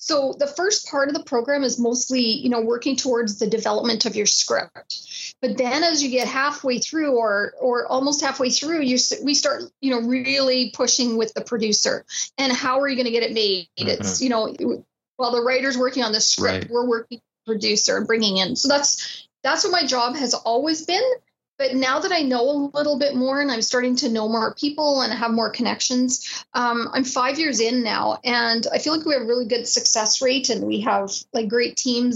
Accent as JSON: {"language": "English", "town": "Haliburton", "region": "Ontario", "country": "Canada", "tie": "born or raised there", "said": "when I was a kid, I grew up in Halliburton, Ontario"}